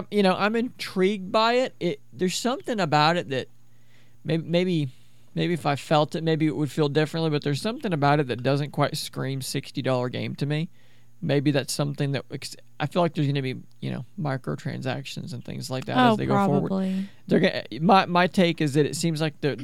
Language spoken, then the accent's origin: English; United States; I'm an American. I'm from America